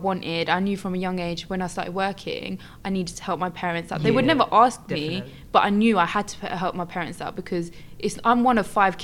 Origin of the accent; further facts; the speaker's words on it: France; now in United Kingdom; I was born in France